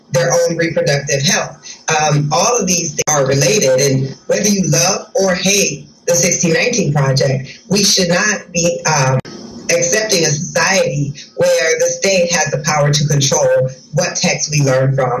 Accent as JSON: {"language": "English", "region": "Iowa", "country": "United States", "tie": "born or raised there", "said": "my home state of Iowa, where I am right now"}